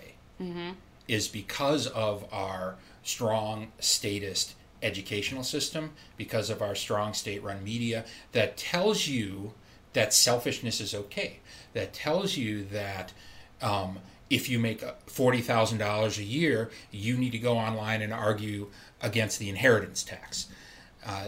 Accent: Middleton, Wisconsin, United States; I grew up in Wisconsin. I went to a school outside of Madison, Middleton, Wisconsin

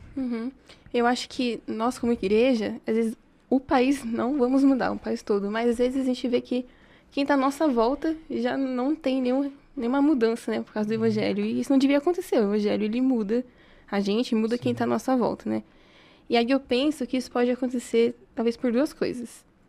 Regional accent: São Carlos, São Paulo, Brazil; Sou daqui. Nasci aqui em São Carlos, cresci em São Carlos

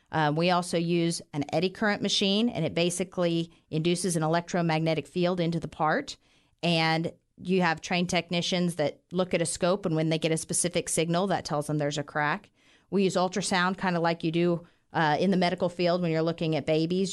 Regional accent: Western Kansas, United States; moved away as an adult; now in Wichita, United States; I grew up in Western Kansas. I was a small, uh, farm town girl

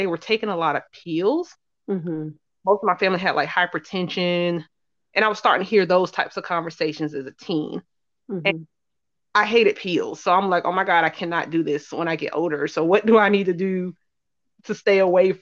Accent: Charlotte, North Carolina, United States; I'm born and raised in Charlotte, North Carolina. I currently live here

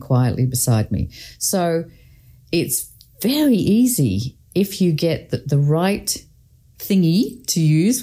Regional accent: Scotland, United Kingdom; I grew up in Scotland

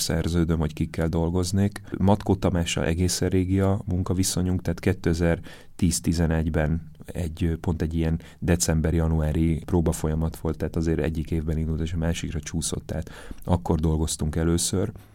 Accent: Zalaegerszeg, Zala, Hungary; moved away; én Zalaegerszegen születtem

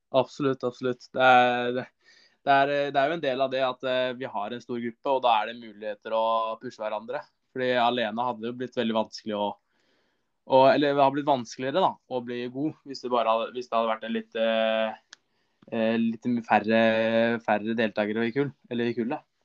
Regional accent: Son, Akershus, Norway; also born or lived in Larkollen; jeg kommer jo fra Son

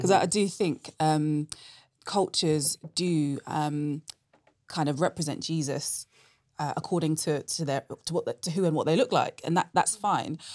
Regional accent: London, United Kingdom; moved away as an adult; now in Oxford, United Kingdom; I'm originally from London

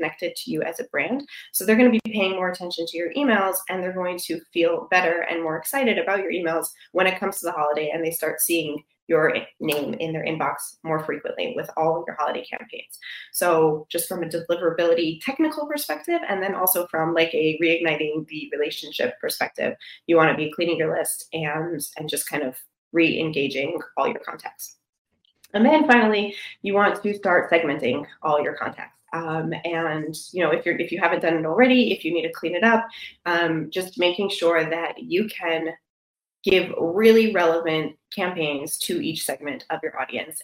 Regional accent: Michigan, United States; I'm from Michigan

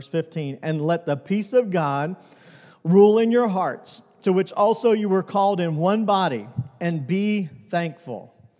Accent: Tucson, Arizona, United States; born there; now in Benson, United States; When I was a kid, I remember I was born in Tucson, Arizona. I was talking about this morning we live in a little town called Benson, Arizona.

